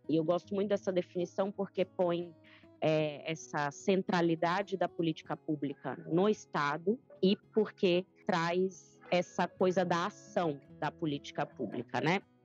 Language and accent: Portuguese; São Mateus, Espírito Santo, Brazil; venho de uma cidade pequena, né? Eu sou do norte do Espírito Santo, é, uma cidade chamada São Mateus